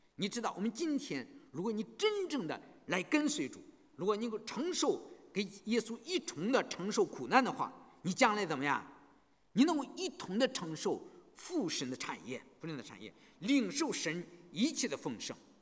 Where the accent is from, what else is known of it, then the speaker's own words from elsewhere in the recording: China; moved away; 我们从大陆来的人